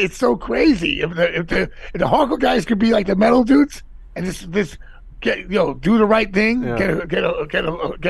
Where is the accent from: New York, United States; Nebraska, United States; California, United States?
New York, United States; New York City; I grew up in Jackson Heights, Queens. So when I grew up, it's all mixed, and it was crazy. I grew up in the 70s and 80s